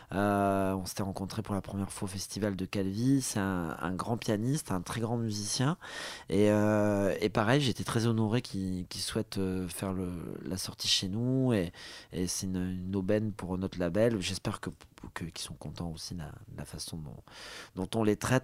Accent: Côte d’Ivoire; also born or lived in Morocco; ma mère était marocaine, donc, euh, j'ai de la famille, euh, au Maroc. Je suis né en Côte d'Ivoire

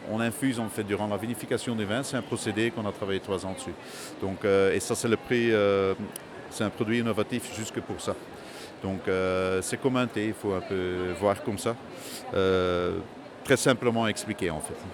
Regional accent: Belgium; first language Dutch; French is a second language; Donc ma langue maternelle, c'est le, néerlandais, donc j'essaie de me débrouiller en français. Mais il y a un petit accent, bien sûr

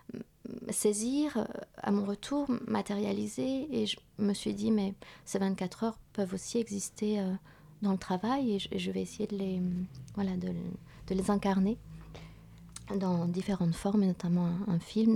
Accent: Vietnam; moved away; dans mon pays d'origine

